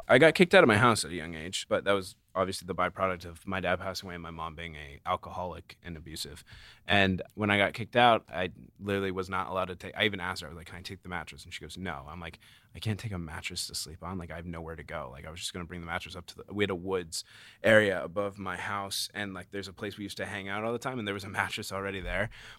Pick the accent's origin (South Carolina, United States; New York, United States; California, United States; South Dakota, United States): California, United States; Carlsbad; I'm from Carlsbad, which okay. is like in San Diego.